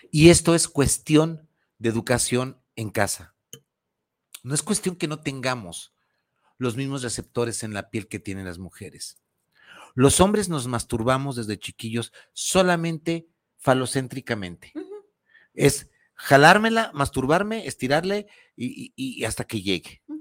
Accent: Mexico; soy muy mexicana, me encanta el chile

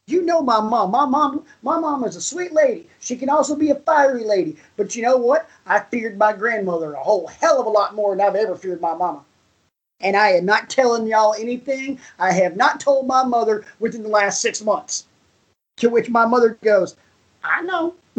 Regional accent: the South, United States; me growing up in the South, I referred to my grandmother as Momo

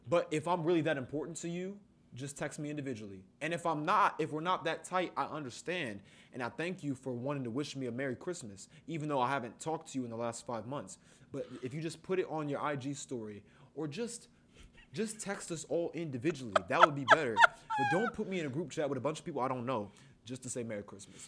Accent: Columbus, Ohio, United States; As black men born and raised in Columbus, Ohio

